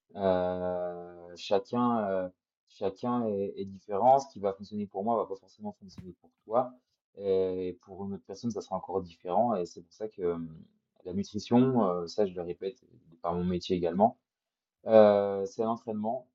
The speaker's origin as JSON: {"language": "French", "area": "Jura", "region": "Bourgogne-Franche-Comté", "country": "France", "said": "je suis jurassien, les montagnes du Jura, je les connais quand même pas mal"}